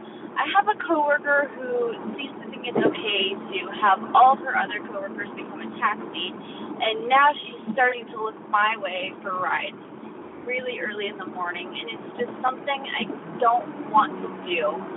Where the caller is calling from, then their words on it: Los Angeles, California, United States; I'm calling from Los Angeles.